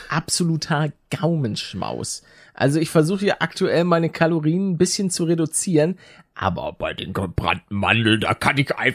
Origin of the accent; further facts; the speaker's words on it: Northern Germany, Germany; einer Mannschaft, die mir ja auch als Norddeutscher doch schon nahe liegt.